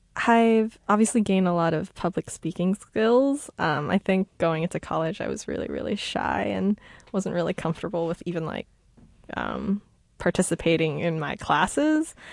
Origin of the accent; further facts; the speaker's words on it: New York City, New York, United States; I am from New York